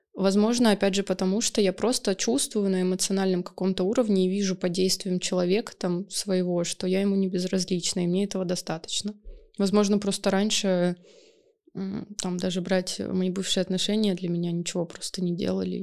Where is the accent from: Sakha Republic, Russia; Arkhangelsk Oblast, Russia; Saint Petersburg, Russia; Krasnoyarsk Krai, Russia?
Saint Petersburg, Russia; я из СПБ.